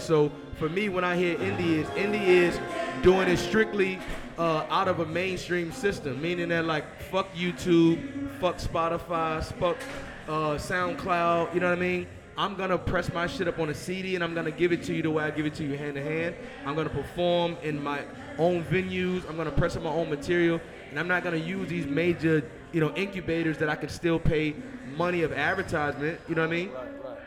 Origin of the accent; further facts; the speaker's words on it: Richmond, Virginia, United States; I'm from Richmond, born and raised